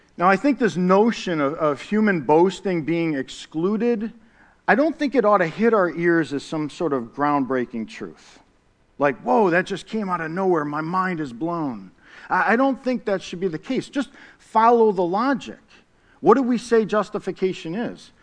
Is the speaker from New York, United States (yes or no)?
yes; Syracuse, New York, United States; I grew up in the, uh, city of Syracuse, New York. I'm from the Cuse